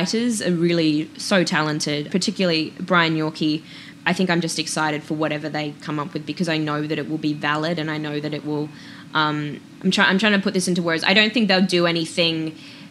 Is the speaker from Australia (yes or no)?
yes; Perth, Western Australia, Australia; moved away as an adult; growing up in Australia as an actor was even though, you know, it was hard finding drama classes that weren't drama school or, like, a teenage film school, you're kind of, at least in Perth, tucked away